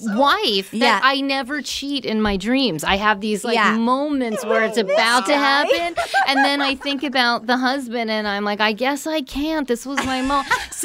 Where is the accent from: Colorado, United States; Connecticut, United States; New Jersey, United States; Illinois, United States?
New Jersey, United States; I'm from Jersey